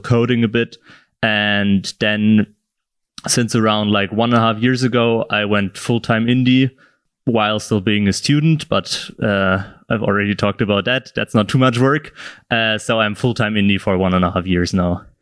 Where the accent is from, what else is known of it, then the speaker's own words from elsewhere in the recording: south of Germany, Germany; moved away as an adult; now in Berlin, Germany; I'm from, originally from the south of Germany